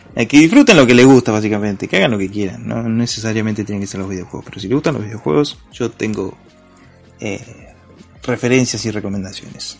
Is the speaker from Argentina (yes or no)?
yes; Argentina; somos argentinos